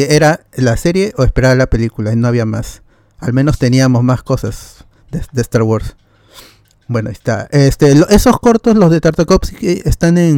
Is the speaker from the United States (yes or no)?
no; Comas, Lima, Peru; born there; Yo nací en comas, pero me siento coreano.